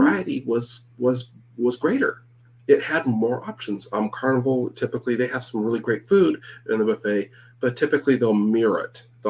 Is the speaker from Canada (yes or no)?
yes; Canada; I'm from Canada. It's not that different, you know?